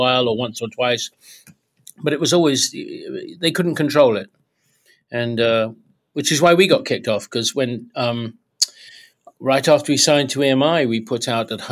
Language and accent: English; Kent, South East England, United Kingdom; moved away as an adult; also born or lived in Leeds; now in United States; three of us were all from Southeast London. We grew up in Kent.